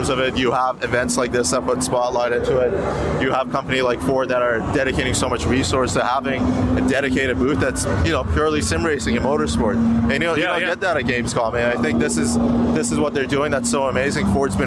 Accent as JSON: {"language": "English", "country": "Canada", "moved": "yes", "lives_now": "Australia", "said": "I'm Canadian"}